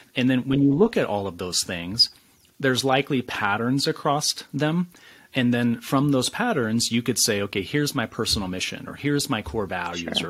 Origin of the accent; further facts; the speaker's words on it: West Michigan, United States; I started out in this small West Michigan town full of challenges, full of hardships, full of struggles